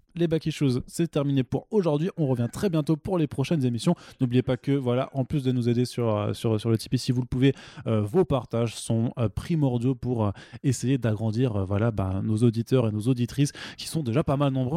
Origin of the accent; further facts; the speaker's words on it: Alsace, Grand Est, France; je suis alsacien